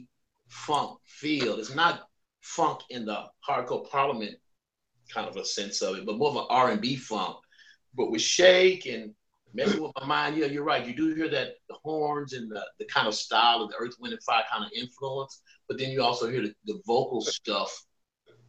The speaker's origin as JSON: {"language": "English", "town": "Waco", "region": "Texas", "country": "United States", "tie": "born or raised there", "said": "my hometown of Waco"}